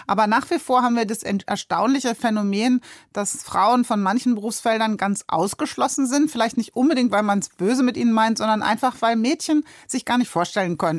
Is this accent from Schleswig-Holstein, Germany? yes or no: no; Darmstadt, Hesse, Germany; moved away as an adult; also born or lived in Hamburg; Darmstadt aufgewachsen. Aber man äh, sollte sich nicht äh, darüber mokieren, da wir Hesse kommen überall hin